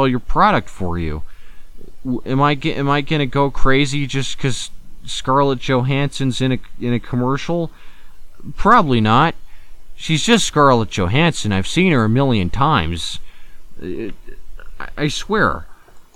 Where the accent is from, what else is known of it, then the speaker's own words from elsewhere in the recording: United States; I'm an American